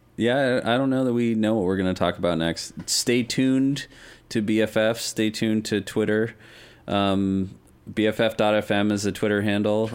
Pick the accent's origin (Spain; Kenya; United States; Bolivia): United States; Denver, Colorado; having grown up in the West, I'm from Denver